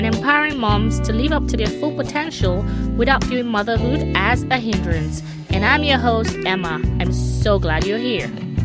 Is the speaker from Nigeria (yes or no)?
yes; Nigeria; now in United States; I'm from Nigeria, but currently reside in the US with my family